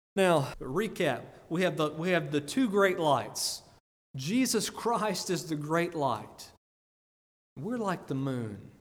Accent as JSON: {"language": "English", "country": "United States", "said": "I'm from Greene County"}